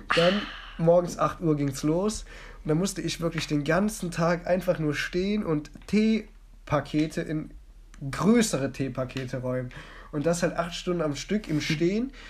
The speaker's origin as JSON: {"language": "German", "town": "Mönchengladbach", "region": "North Rhine-Westphalia", "country": "Germany", "tie": "born or raised there", "said": "ich wurde in Mönchengladbach geboren"}